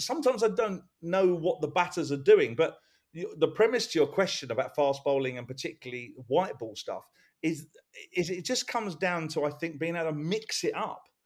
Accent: England, United Kingdom; as being English

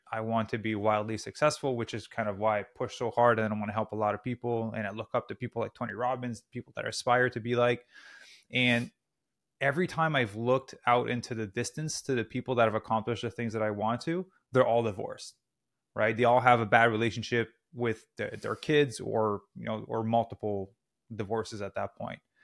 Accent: Canada; moved away as an adult; also born or lived in Squamish, British Columbia; now in Los Angeles, United States; I'm Canadian originally. We're currently in Los Angeles.

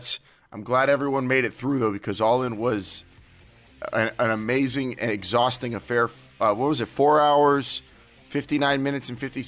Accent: Southern California, United States; They could tell I was from Southern California

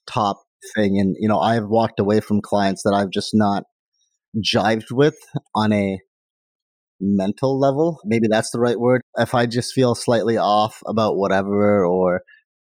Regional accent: India; now in Canada; I'm from India

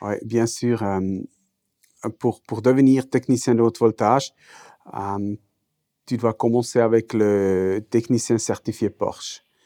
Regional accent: German-speaking Switzerland, Switzerland; accent: Swiss German; first language Swiss German; French is a second language; ma langue maternelle, c'est euh, suisse-allemand

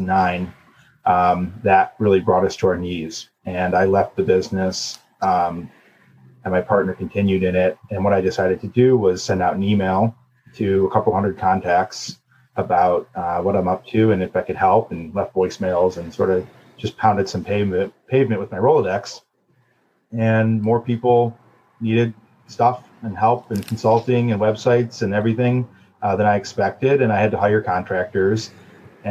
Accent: Cleveland, Ohio, United States; also born or lived in New York; I grew up in Cleveland

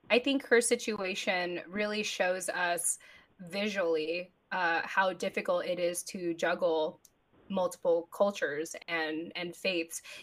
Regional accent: Japan; born there; being Filipino, being a mil- being a, an American, being born in Japan.

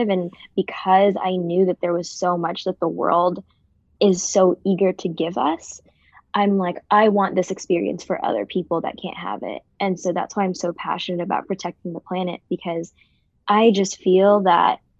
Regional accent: Jubail, Eastern Province, Saudi Arabia; born there; I was born in Saudi Arabia, so I'm Filipino American, um, but I was born in Saudi Arabia, Jubail.

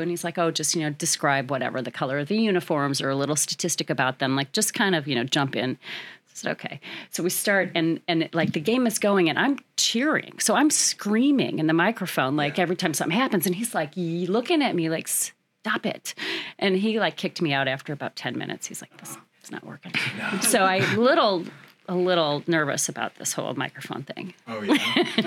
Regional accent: Peoria, Illinois, United States; I am born and raised in Peoria

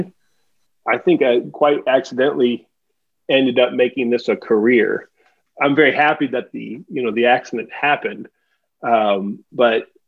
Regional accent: Omaha, Nebraska, United States; I was born and raised in Nebraska, grew up in Omaha

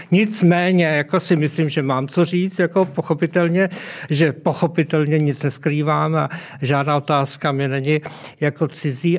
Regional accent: South Moravian Region, Czechia; já pocházím z Jižní Moravy

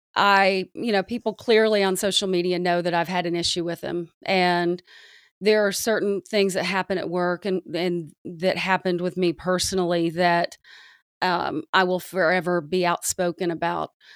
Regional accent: the South, United States; I grew up in the South

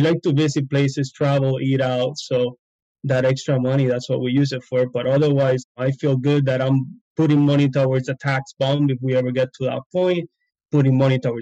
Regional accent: Puerto Rico; moved away as an adult; also born or lived in Alabama / Florida; We're both from Puerto Rico, but we met in vet school in Alabama. And we live like 20 minutes away in Puerto Rico

